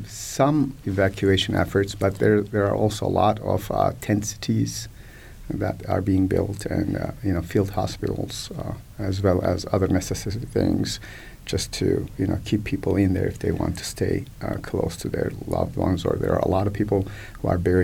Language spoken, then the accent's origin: English; Kahramanmaraş, Turkey; some of the cities like Kilis and Antep, which is about 100 miles southeast of my hometown of Marsh.